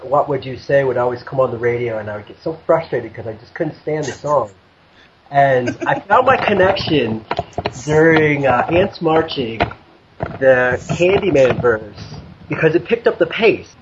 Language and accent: English; Wisconsin, United States; I grew up in Wisconsin, about 40 minutes from Alpine